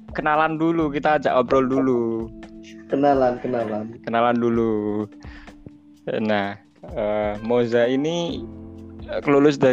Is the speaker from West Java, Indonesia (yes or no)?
no; Yogyakarta, Special Region of Yogyakarta, Indonesia; kalau aku ya aku kan dari Jogja nih ya